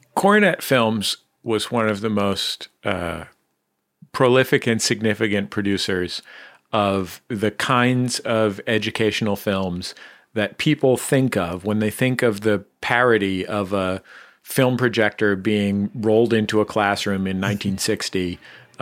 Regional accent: San Francisco, California, United States; now in Los Angeles, United States; I grew up in the Mission District in San Francisco

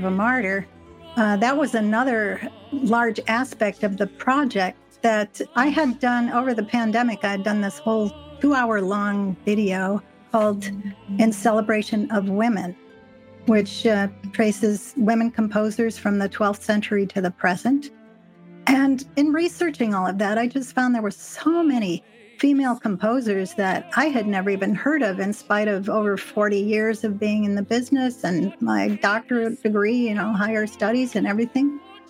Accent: Chicago, Illinois, United States; now in Oregon, United States; I'm originally from Illinois, from the Chicago area.

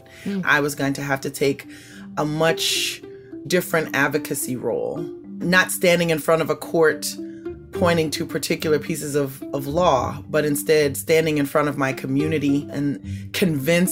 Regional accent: Bayou Liberty, Louisiana, United States; I grew up in Bayou Liberty, just north of New Orleans in the bayou

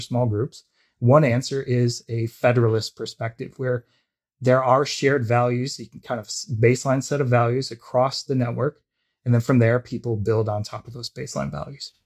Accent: United States; also born or lived in Canada; now in Toronto, Canada; I'm an American, I live in Canada

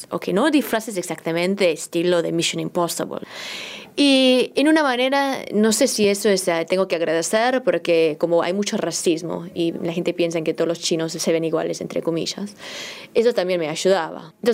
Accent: South Korea; Spanish is a second language; now in Argentina; soy coreana, que, vivo en Argentina ahora por por mi trabajo, pero como hablo chino

